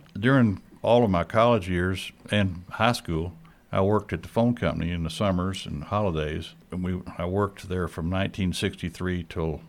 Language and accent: English; Alpine, Texas, United States; I'm from Alpine. I was born here in the Lockhart Clinic, which was there before the hospital was built. It's on Lockhart Street. Grew up here. Father was also born here.